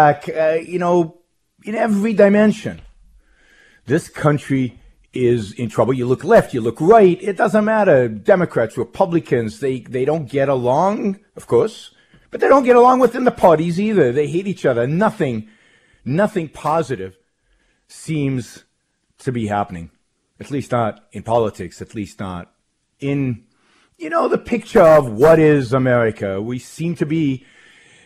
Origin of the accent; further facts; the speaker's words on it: Israel; moved away as an adult; now in United States; I was born in Israel, raised in Israel, lived most of my early life in Israel, served in the Israeli army in military intelligence.